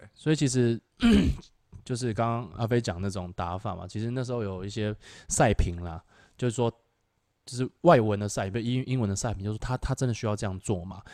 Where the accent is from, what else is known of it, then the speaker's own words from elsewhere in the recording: Taiwan; 是我们台湾人